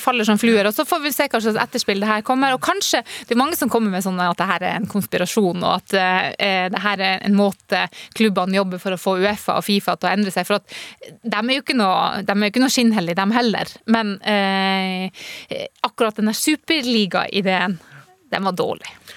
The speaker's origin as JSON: {"language": "Norwegian", "town": "Burfjord", "region": "Troms og Finnmark", "country": "Norway", "tie": "born or raised there", "said": "13 år gammel i Burfjord, en lite eh, bygdesamfunn helt nord der jeg vokste opp"}